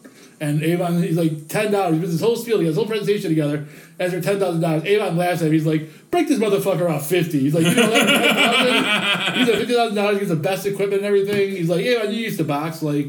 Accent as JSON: {"language": "English", "country": "Ireland", "said": "Yeah, me too. But I'm Irish, so that's why."}